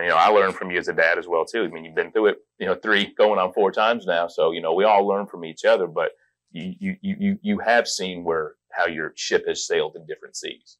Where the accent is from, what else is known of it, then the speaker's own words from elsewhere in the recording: Las Vegas, Nevada, United States; I grew up in Las Vegas